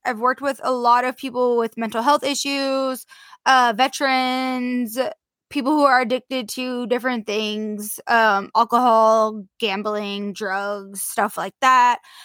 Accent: Portland, Oregon, United States; my hometown of Portland, Oregon

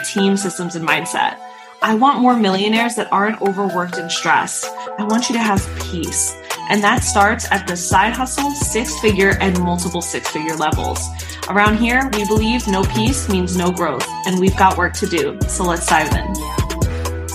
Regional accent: New York, United States

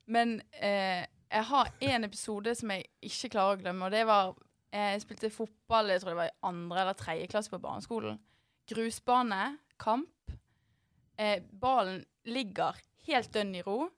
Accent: Bergen, Vestland, Norway; i Arna, der jeg kommer fra.

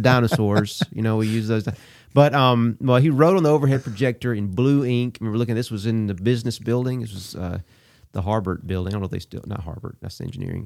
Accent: Abbeville, Alabama, United States; also born or lived in Auburn, Alabama; my hometown of Abbeville

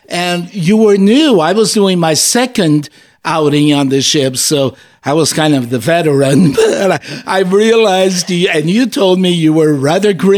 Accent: Azores, Portugal; moved away; being from an island, I was born in the Azores

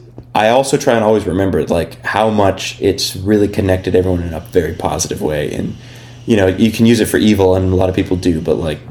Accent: Berne, Indiana, United States; now in Cincinnati, United States; having grown up in Indiana

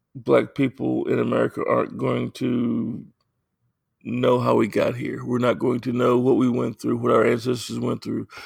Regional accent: United States; I am African American

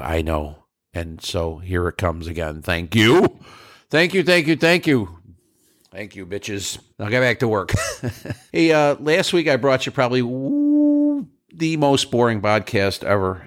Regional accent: New York, United States; moved away; I'm from New York and I'd like to end up back there someday

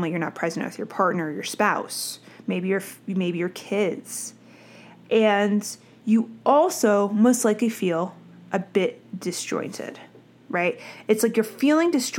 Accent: New Jersey, United States; I'm from Jersey

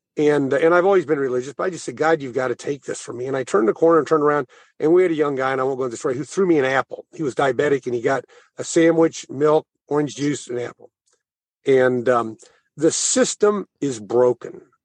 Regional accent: Thayer, Missouri, United States; moved away; also born or lived in St. Louis; I'm from Thayer

